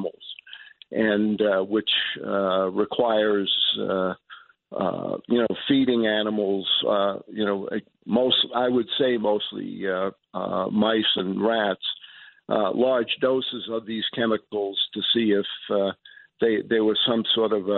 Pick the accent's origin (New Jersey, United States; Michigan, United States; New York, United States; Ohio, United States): New York, United States; New York City; born or raised there; moved away